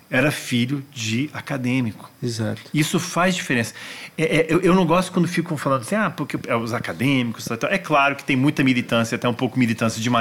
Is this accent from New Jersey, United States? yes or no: no; Washington, District of Columbia, United States; Então eu cresci nos Estados Unidos. Washington é a capital mundial dos museus.